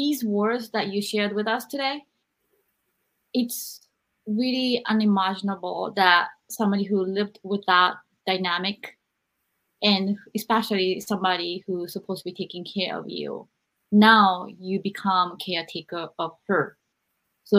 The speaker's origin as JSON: {"language": "English", "country": "Japan", "tie": "born or raised there", "moved": "yes", "lives_now": "United States", "said": "I don't think the mental health education was there when I was growing up in Japan. And I really think after I came to America"}